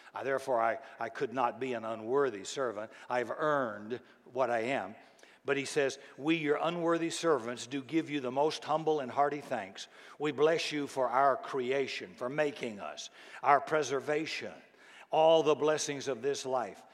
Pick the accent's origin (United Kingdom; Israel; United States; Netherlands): United States; the South; I grew up in the South, and it was very friendly and very polite in the, in the 50s and 60s when I grew up